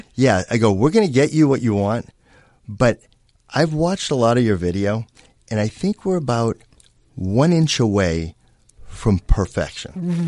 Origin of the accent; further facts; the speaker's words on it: Boston, Massachusetts, United States; now in Los Angeles, United States; Growing up in Boston